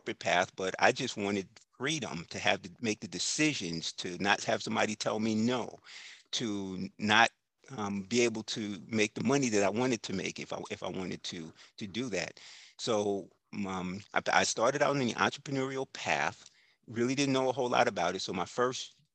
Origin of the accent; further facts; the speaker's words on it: New York, United States; now in Tampa Bay Area, United States; I grew up in New York